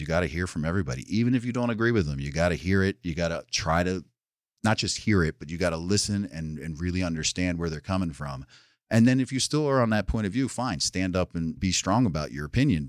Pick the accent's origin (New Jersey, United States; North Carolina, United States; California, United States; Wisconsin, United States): New Jersey, United States; also born or lived in New York City, United States; now in Sullivan County, New York, United States; I'm originally from South Jersey, right outside Philadelphia